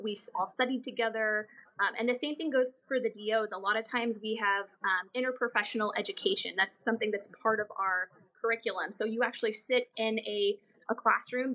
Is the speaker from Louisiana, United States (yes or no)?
no; Southern Orange County, California, United States; I grew up in Southern Orange County